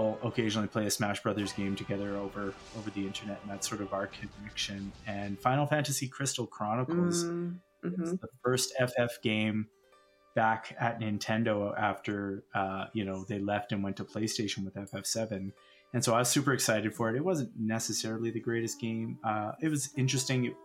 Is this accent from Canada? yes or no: yes; Calgary, Alberta, Canada; We are from Stampede City